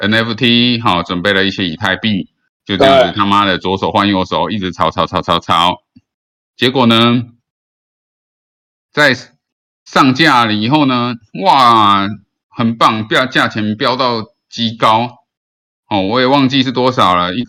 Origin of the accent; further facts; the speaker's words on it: Philippines; 啊，我本身是个菲律宾人，我从来都不知道，我都不过问台湾的事事物哈。